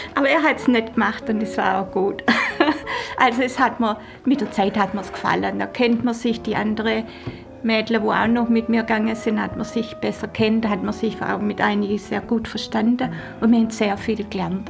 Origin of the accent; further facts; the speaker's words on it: Northern Germany, Germany; moved away; also born or lived in Swabia; ich musste ja als Norddeutsche überhaupt erst mal ähm, mit der schwäbischen Küche überhaupt mich anfreunden